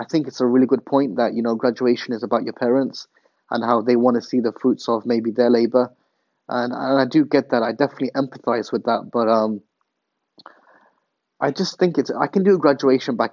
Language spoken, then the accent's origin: English; England, United Kingdom; moved away as an adult; Growing up in England